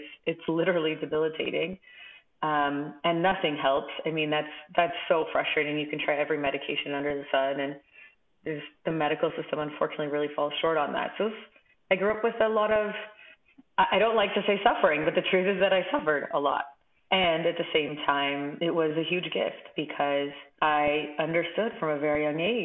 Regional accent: Los Angeles, California, United States; I'm originally from Los Angeles

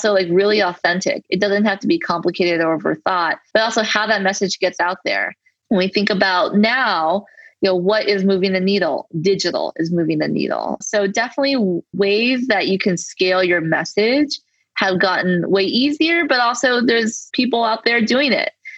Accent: Los Angeles, California, United States; I am a native Angeleno. So I am born and raised in Los Angeles, and I'm uniquely still living here.

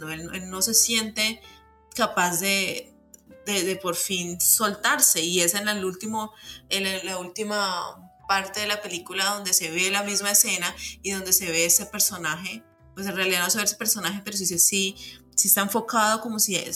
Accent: Mexico; la belleza tiene origen en la herida y es esa herida que como latinos, como mexicanos eh, compartimos, ¿no?

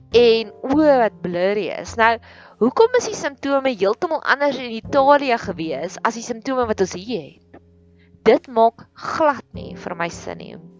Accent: Welkom, Free State, South Africa; moved away as an adult; now in Pretoria, South Africa; Ons het groot geword in die Vrystaat, in Welkom, in die hartjie van die Vrystaat.

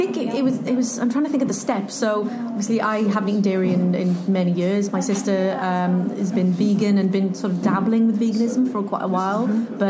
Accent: Wales, United Kingdom; as a Welsh person.

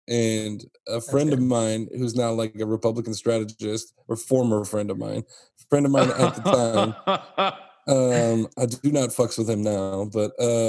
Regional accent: Italy; moved away; And I grew up in Italy

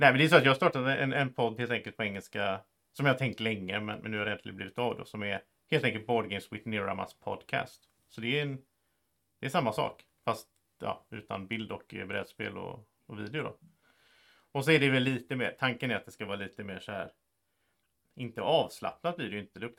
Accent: Sweden; Så, så en sak som är ganska rolig som svensk är att det är väldigt många amerikaner och så som, upp, som tycker om att höra saker om Sverige och hur det är i Sverige och vad gör vi här och hit och dit.

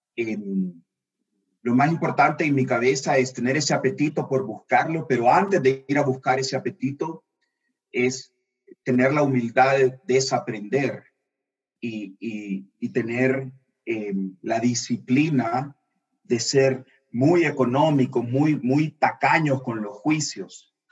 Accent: El Salvador; también soy salvadoreño

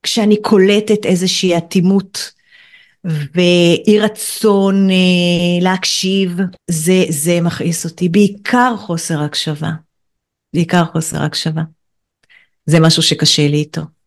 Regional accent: Kiryat Bialik, Haifa District, Israel; אני גדלתי בקריית ביאליק

